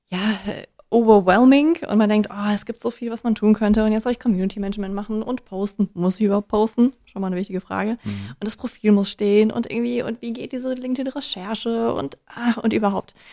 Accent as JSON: {"language": "German", "region": "Hesse", "country": "Germany", "said": "Außerdem bin ich ja auch Hessin."}